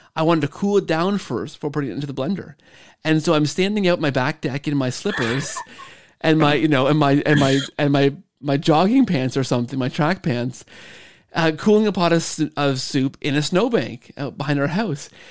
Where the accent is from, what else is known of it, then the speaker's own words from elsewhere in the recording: Canada; we're both Canadian